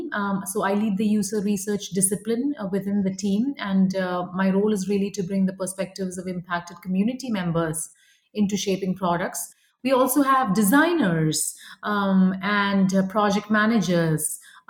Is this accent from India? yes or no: yes; India; moved away as an adult; now in United States; I grew up in India, and then I moved to the United States for grad school